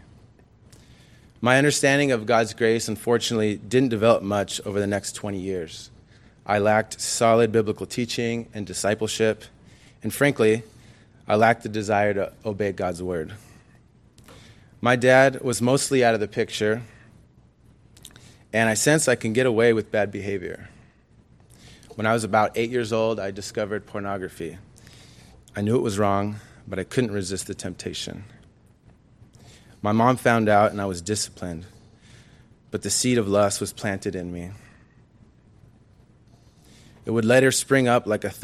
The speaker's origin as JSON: {"language": "English", "town": "Anaheim", "region": "California", "country": "United States", "tie": "born or raised there", "also_born_or_lived": "Ontario, California", "said": "I was born in Anaheim, the second of three children, all boys"}